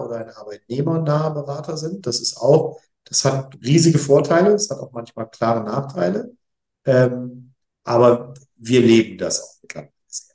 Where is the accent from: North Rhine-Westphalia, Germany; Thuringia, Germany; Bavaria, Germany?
North Rhine-Westphalia, Germany; Essen; also born or lived in Bonn; now in Essen, Germany; ich bin Essener Gebürtiger